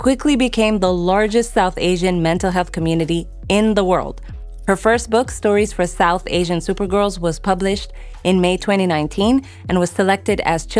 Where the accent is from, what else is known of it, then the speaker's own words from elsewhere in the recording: United Arab Emirates; also born or lived in Sudan; I'm originally from Sudan, but grew up in the Emirates.